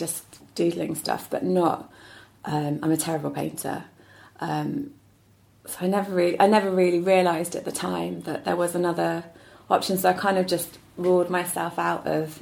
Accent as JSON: {"language": "English", "region": "London", "country": "United Kingdom", "said": "I'm from London"}